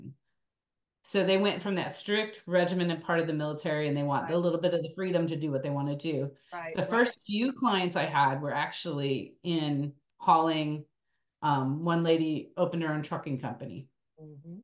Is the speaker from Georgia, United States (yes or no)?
no; Buffalo, New York, United States; moved away as an adult; also born or lived in Austin, Texas; now in Austin area, Texas, United States; I grew up in Buffalo, New York, and skated at Rainbow Rink from the time I was 2 till I was till I joined the Army